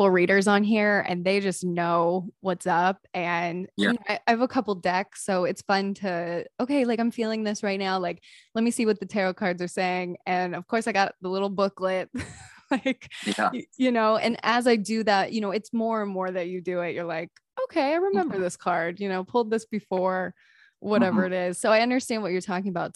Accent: East Coast, United States; now in California, United States; I'm originally from the East Coast

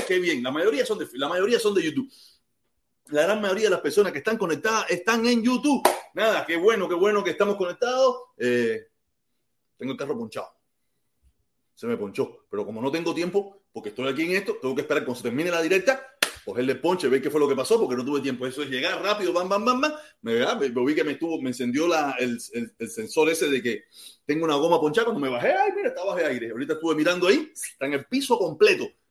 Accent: Cuba; also born or lived in Camagüey; now in United States; soy cubano americano

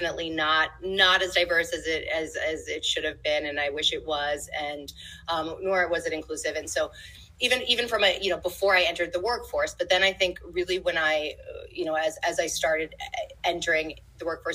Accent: New York City, New York, United States; I grew up in New York City

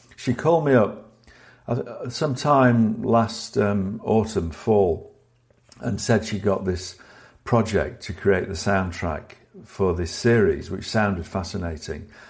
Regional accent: Sheffield, Yorkshire and the Humber, United Kingdom; growing up in Sheffield in the north of England

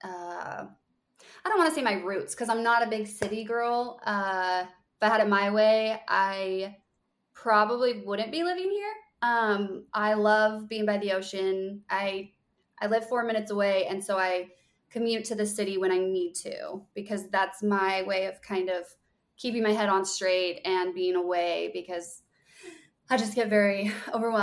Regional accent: Reno, Nevada, United States; moved away as an adult; also born or lived in Utah; now in Los Angeles, United States; I actually grew up in Reno

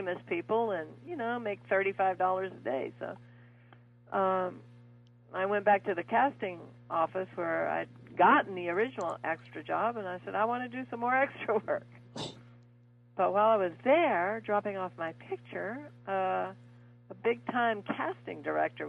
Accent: Fort Worth, Texas, United States; I was brought up in Fort Worth, Texas

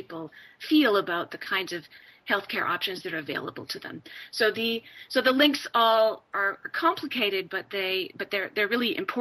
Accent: Canada; I'm an immigrant kid, and though I was born in Canada.

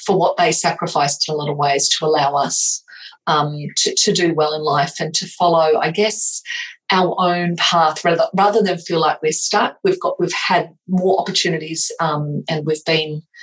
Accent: Australia; also born or lived in England; I was born in England, and my parents immigrated over to Australia when I was about 5 or 6

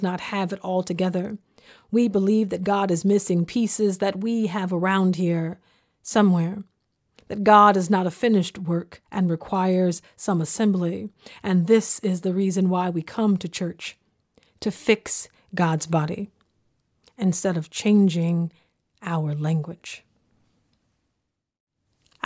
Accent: the South, United States; growing up in the South in the early 1990s

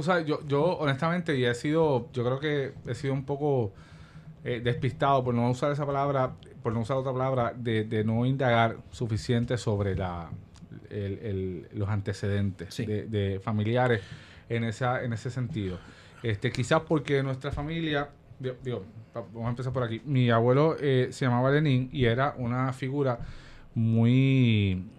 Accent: Guayanilla, Puerto Rico; also born or lived in Ponce; Soy de Guayanilla. Yo nací en Ponce

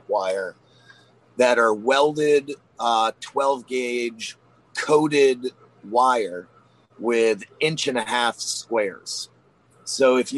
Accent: Maine, United States; I'm from Maine

